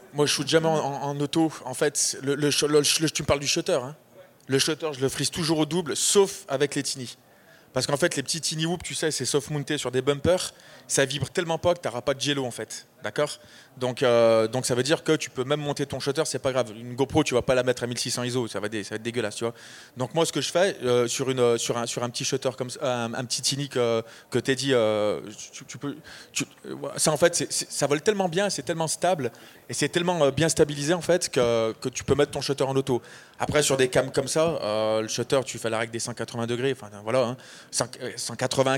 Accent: Côte d’Ivoire; Je viens de Côte d'Ivoire

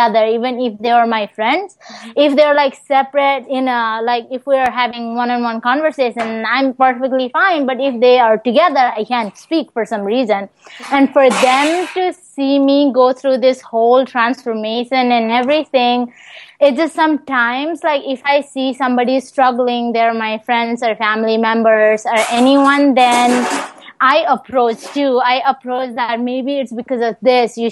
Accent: Nepal; also born or lived in Des Moines; now in Virginia, United States; back where I'm from Nepal

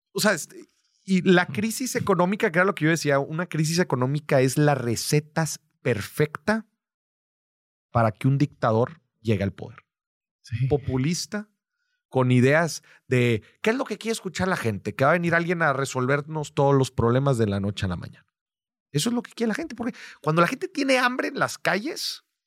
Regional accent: Mexico; el ser mexicano es una carta de presentación

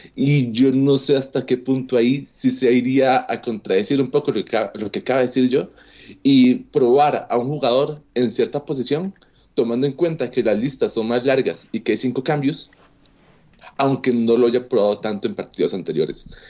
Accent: Costa Rica; a mí como costarricense

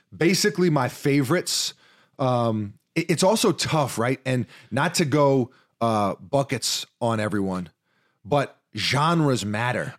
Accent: New York, United States; growing up in New York

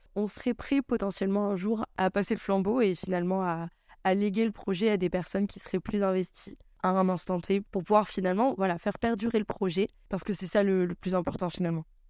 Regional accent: Saintes, Nouvelle-Aquitaine, France; moved away; also born or lived in Bordeaux; Je suis originaire de Sainte en Charente-Maritime

